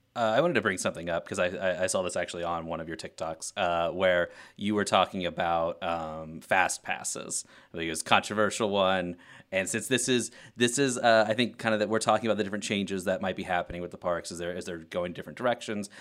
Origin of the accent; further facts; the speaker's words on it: Western Kentucky, United States; I'm from Western Kentucky